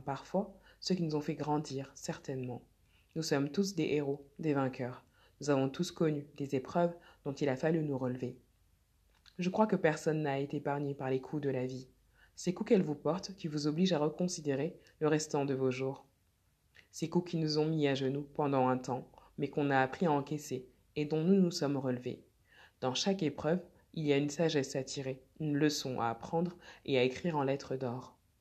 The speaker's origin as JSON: {"language": "French", "country": "France", "also_born_or_lived": "Mali (ancestry)", "said": "je suis française d'origine malienne"}